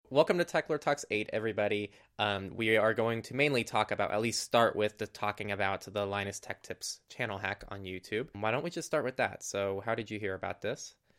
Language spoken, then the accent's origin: English; California, United States; in my hometown, which is just a tiny hometown, middle of nowhere. Not middle of nowhere, but it's, it's in California